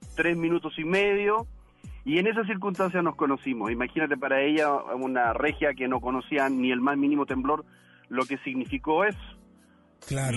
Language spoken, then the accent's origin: Spanish; Chile; now in Monterrey, Mexico; yo soy chileno